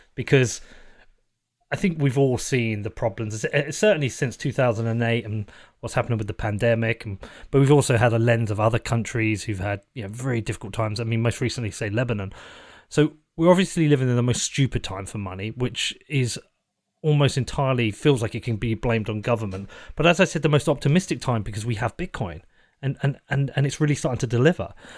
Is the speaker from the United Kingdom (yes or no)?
yes; United Kingdom; being British